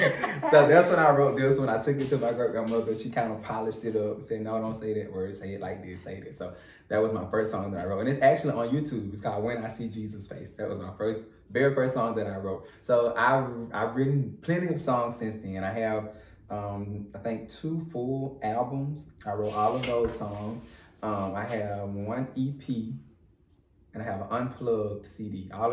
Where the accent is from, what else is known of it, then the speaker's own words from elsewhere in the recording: LaFayette, Alabama, United States; now in Atlanta, United States; I'm from Lafayette, Alabama.